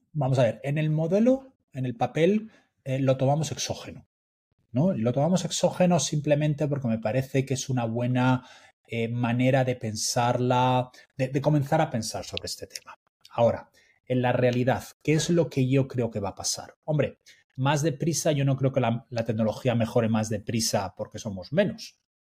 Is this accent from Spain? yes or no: yes; Spain; como decimos en España